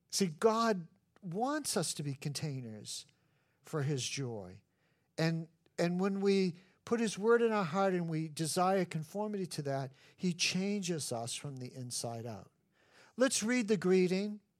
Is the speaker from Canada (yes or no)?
no; New England, United States; No, I'm from New England. I want to be miserable.